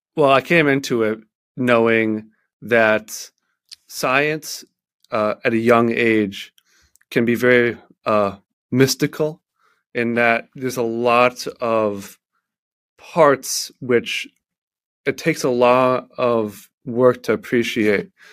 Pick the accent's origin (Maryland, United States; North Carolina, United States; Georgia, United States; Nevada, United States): Maryland, United States; Baltimore; I am from Baltimore, Maryland